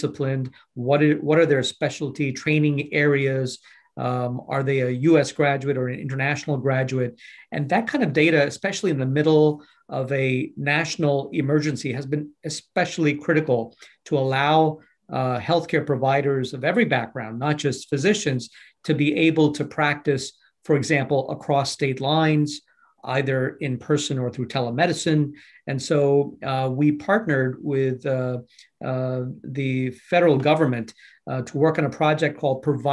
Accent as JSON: {"language": "English", "town": "New York City", "region": "New York", "country": "United States", "tie": "born or raised there", "said": "I grew up in Brooklyn, New York, and trained as a physician"}